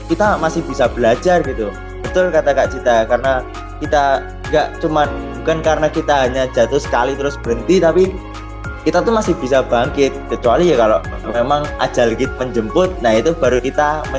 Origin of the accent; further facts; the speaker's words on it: Java, Indonesia; tapi karena saya juga orang Jawa dulu tuh sakit-sakitan.